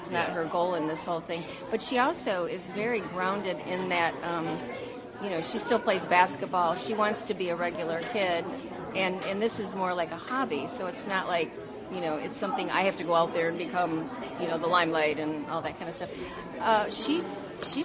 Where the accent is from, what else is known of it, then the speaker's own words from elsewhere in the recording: Ohio, United States; moved away as an adult; I'm from Ohio